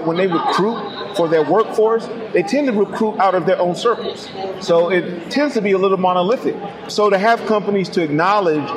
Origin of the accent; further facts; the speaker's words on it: New Bern, North Carolina, United States; also born or lived in Raleigh, North Carolina; I was born in New Bern, which is a small rural community